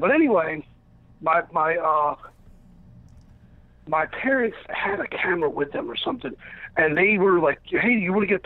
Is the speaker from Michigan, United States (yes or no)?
no; Baltimore, Maryland, United States; I'm from Baltimore